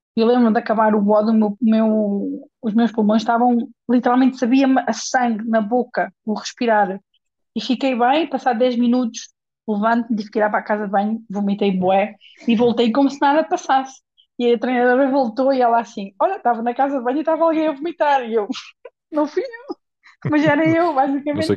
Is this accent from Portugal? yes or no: yes; Portugal; moved away; also born or lived in England / Spain; havia um ginásio na zona de onde eu sou, de Portugal, na zona da Nadia